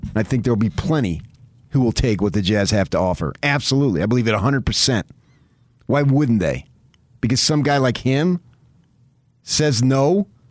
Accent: United States; We're American

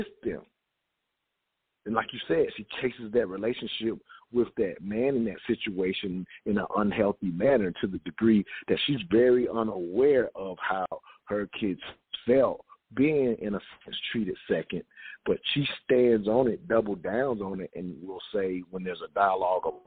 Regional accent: the South, United States; growing up in the South

